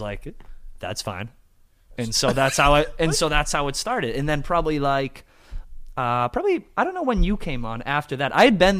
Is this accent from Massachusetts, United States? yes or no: yes; Massachusetts, United States; I am from Massachusetts